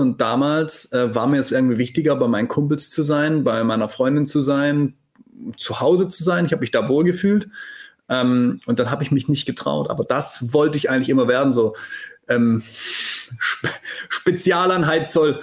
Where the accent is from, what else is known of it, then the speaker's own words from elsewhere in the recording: Black Forest, Baden-Württemberg, Germany; moved away as an adult; also born or lived in near Stuttgart; ich komme aus dem Schwarzwald